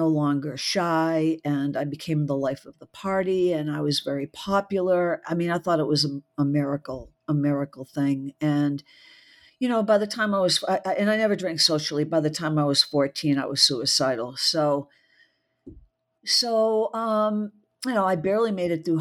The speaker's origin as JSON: {"language": "English", "area": "just outside of Boston", "region": "Massachusetts", "country": "United States", "tie": "born or raised there", "also_born_or_lived": "Mississippi", "moved": "as an adult", "said": "I was born just outside of Boston, so I'm a Yankee through and through"}